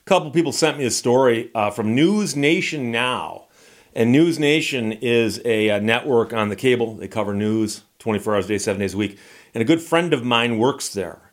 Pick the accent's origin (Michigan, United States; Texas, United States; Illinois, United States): Michigan, United States; I'm from Michigan.